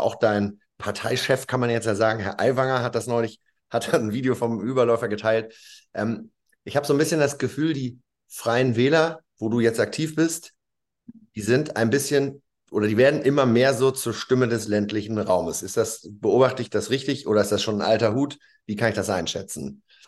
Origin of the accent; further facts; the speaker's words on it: Lower Saxony, Germany; das bin ja auch Niedersachse